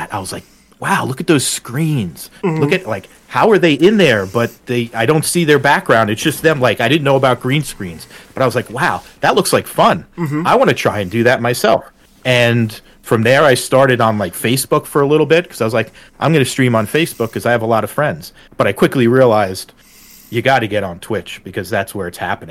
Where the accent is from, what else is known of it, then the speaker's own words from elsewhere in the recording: northern New Jersey, United States; moved away as an adult; now in Pennsylvania, United States; I grew up in northern New Jersey